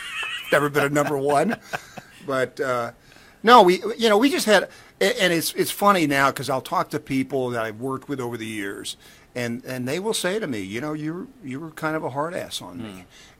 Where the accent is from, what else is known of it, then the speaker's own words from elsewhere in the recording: Knoxville, Tennessee, United States; Knoxville, Tennessee.